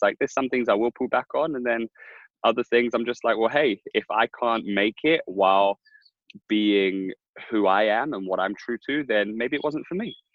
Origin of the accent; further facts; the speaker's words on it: London, United Kingdom; I grew up in Hackney